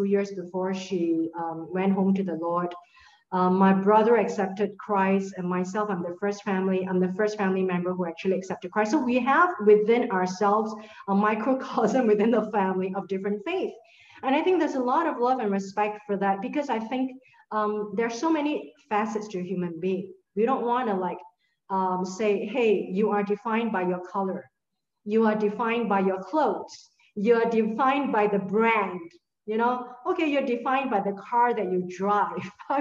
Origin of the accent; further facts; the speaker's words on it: Singapore; this is a place I call home. I am a Singaporean and I love this place